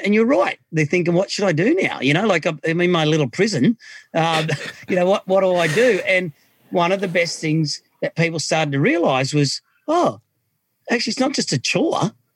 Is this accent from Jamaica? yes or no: no; Australia; also born or lived in Micronesia; as an Australian